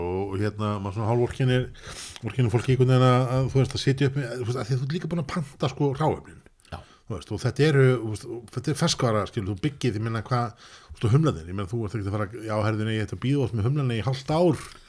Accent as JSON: {"language": "Icelandic", "town": "Reykjavík", "region": "Capital Region", "country": "Iceland", "said": "ég er í Vesturbæingur"}